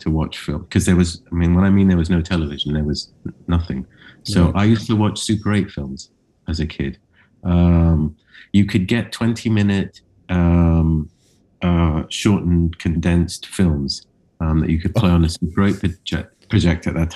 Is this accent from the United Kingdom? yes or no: no; Cyprus; I grew up in Cyprus, which is an island in the Mediterranean.